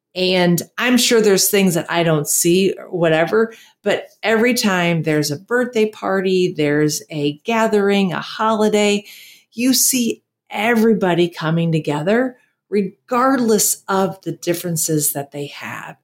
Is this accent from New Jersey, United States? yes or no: no; Michigan, United States; moved away as an adult; also born or lived in Wisconsin / San Antonio, Texas; now in Costa Rica; I grew up in Michigan and lived in San Antonio.